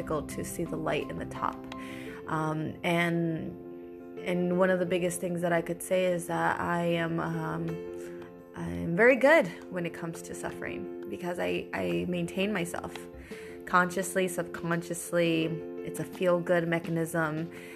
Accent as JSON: {"language": "English", "country": "United States", "moved": "as an adult", "lives_now": "Italy", "said": "I am American with a Latina background"}